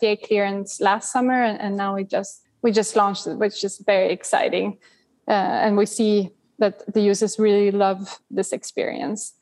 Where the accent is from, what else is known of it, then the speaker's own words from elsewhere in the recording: Sweden; growing up in Sweden